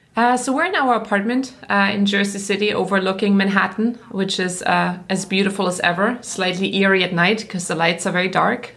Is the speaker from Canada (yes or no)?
no; Black Forest, Baden-Württemberg, Germany; accent: German; English is a second language; moved away as an adult; now in United States; I grew up in Germany, which was like the picture book, right? I grew up in the Black Forest